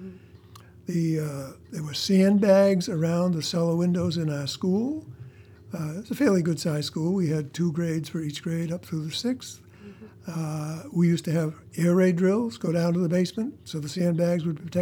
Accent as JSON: {"language": "English", "town": "Portland", "region": "Maine", "country": "United States", "tie": "born or raised there", "also_born_or_lived": "Bangor, Maine", "said": "I was born in Bangor, Maine, mm-hmm. but I moved at the age of five to Portland, and I grew up in Portland through high school."}